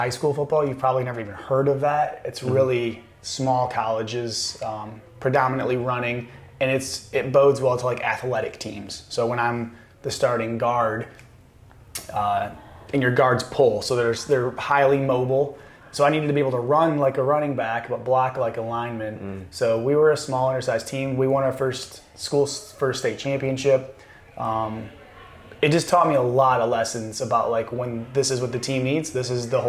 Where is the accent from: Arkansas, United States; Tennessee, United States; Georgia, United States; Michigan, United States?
Michigan, United States; Constantine; moved away; I grew up in Constantine, Michigan, which is like 1,800 people